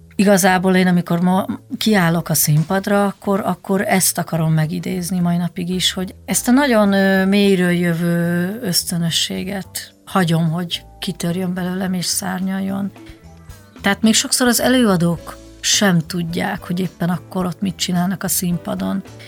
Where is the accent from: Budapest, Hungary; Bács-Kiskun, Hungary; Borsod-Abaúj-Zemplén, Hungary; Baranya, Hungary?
Budapest, Hungary; also born or lived in Zalaegerszeg, Zala County, Hungary; elég korán, négy éves koromban felköltöztünk Budapestre